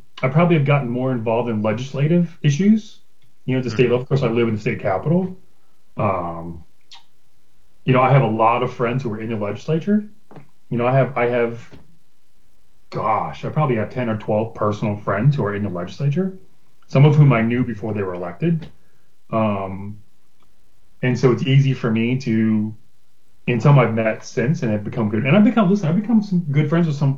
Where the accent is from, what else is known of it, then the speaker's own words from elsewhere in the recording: Broward County, Florida, United States; the neighborhood I grew up in Broward County